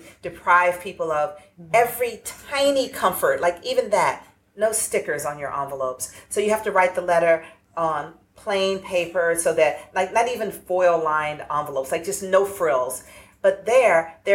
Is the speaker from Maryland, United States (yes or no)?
no; Atlanta, Georgia, United States; I grew up in the urban South. I grew up in Atlanta